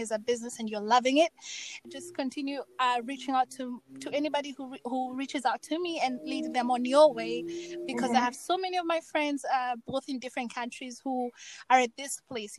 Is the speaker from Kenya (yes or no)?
yes; Kenya; also born or lived in Germany / Finland; now in Seattle, United States; I've been born and raised in Kenya